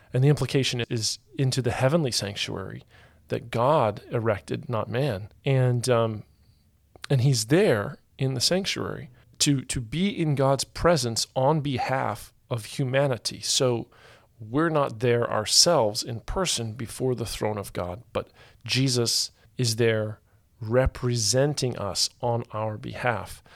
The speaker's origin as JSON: {"language": "English", "country": "United States", "said": "I'm from the United States of America"}